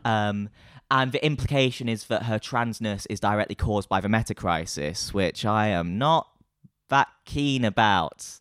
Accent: Nottingham, East Midlands, United Kingdom; moved away as an adult; now in London, United Kingdom; I'm from Nottingham, and I moved to London in two thousand and twenty-two.

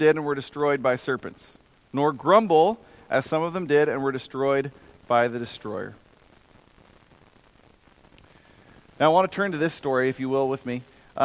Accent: United States; I'm an American

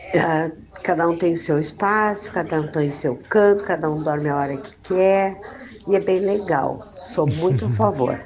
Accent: Porto Alegre, Rio Grande do Sul, Brazil; sou de Porto Alegre, estou casada há 53 anos

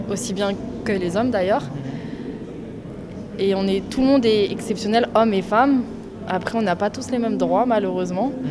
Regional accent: France; parce que déjà, je suis blanche, je suis française, donc j'ai toutes les caractéristiques pour, pas, pour être favorisée.

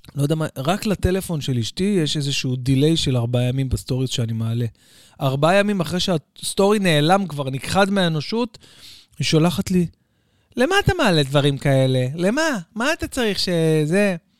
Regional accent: Bat Yam, Tel Aviv District, Israel; אצלנו בבת ים, אוקיי? אה, הייתי מתפלל שנים על גבי שנים על גבי שנים, בעצם מאז שאני זוכר את עצמי, בבית כנסת המרכזי בבת ים

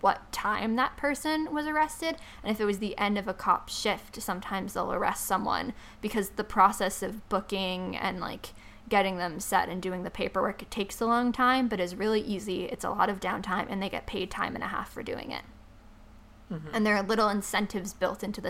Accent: New York, United States; I'm from New York

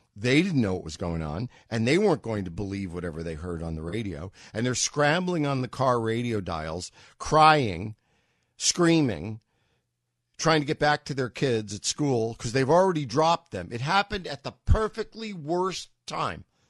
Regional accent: New York, United States; having grown up as a New Yorker

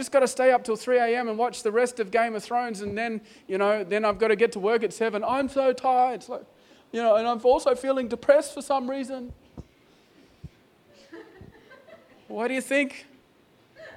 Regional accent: Australia; I'm an Australian

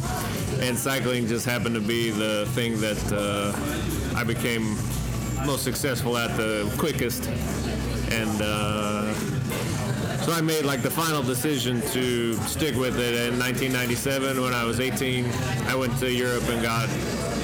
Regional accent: Salt Lake City, Utah, United States; moved away as an adult; now in Los Angeles, United States; I grew up in Salt Lake City, Utah, and then became a bike racer, traveled all around, and currently live in Los Angeles.

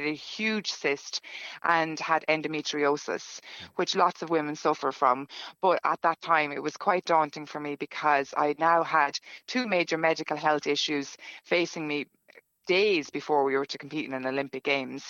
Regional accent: Ireland; now in Stockholm, Sweden; being the Irish that we were

